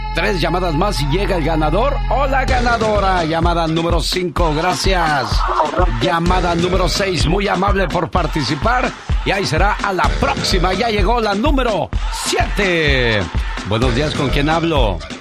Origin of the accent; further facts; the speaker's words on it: Veracruz, Mexico; moved away; un día salí de Veracruz pero Veracruz nunca salió de mí